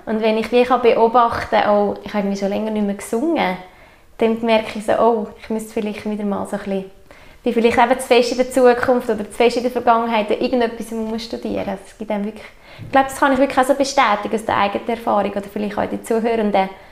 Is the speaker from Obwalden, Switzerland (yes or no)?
yes; Obwalden, Switzerland; wir haben hier zu Obwalden in unserem kleinen Kanton einfach auch so eine, eine gute Energie wie gespeichert. Es ist halt einfach unsere Heimat